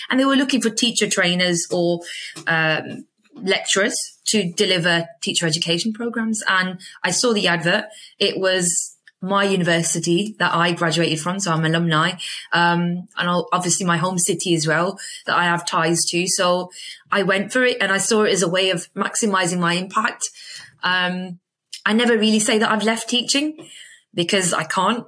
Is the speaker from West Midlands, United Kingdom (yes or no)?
yes; Birmingham, West Midlands, United Kingdom; moved away as an adult; now in Dubai, United Arab Emirates; it's where I, I was born and I was raised